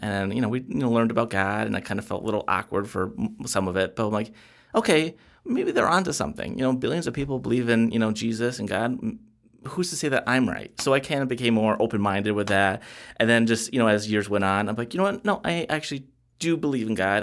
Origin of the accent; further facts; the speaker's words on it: Jamestown, New York, United States; I was born in Jamestown, New York, and that's the same hometown that Lucy Ball was born